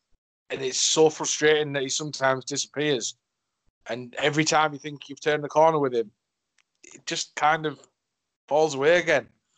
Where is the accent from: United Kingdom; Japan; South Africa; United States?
United Kingdom; Cleveland, North East England; I am from Cleveland in the UK